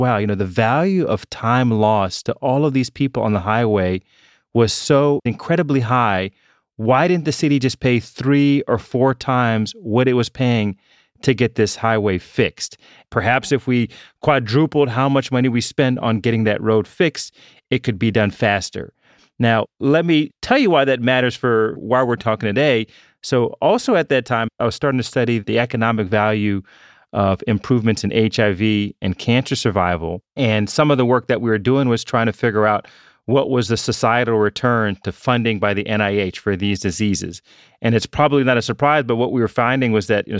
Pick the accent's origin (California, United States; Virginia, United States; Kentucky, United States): Virginia, United States; Richmond; moved away as an adult; I grew up in Richmond, Virginia. When I came up north to college